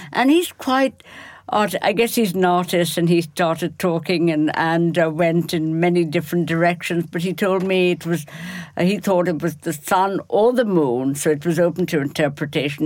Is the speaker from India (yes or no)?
yes; Kolkata, West Bengal, India; born or raised there; moved away